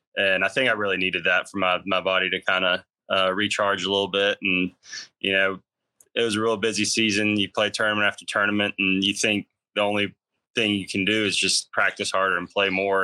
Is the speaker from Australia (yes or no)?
no; Austria; moved away; also born or lived in Athens, Georgia; grew up being a, a bulldog in in Austria.